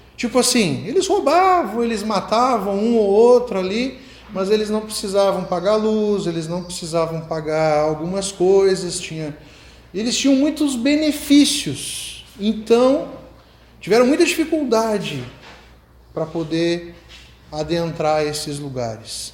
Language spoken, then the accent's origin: Portuguese; Rio Grande do Sul, Brazil; accent: gaúcho; moved away; also born or lived in Rio de Janeiro; eu tenho sotaque gaúcho, eu morava lá já